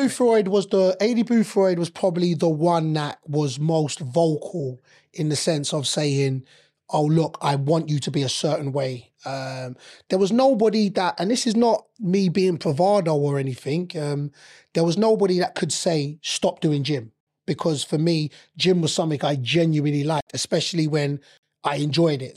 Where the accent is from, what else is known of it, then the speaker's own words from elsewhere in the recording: London, United Kingdom; I'm eighteen, born and raised in London